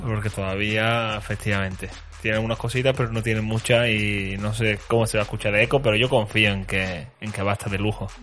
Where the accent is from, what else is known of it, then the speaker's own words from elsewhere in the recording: Andalusia, Spain; moved away; Yo me voy a ir al sur, a mi tierra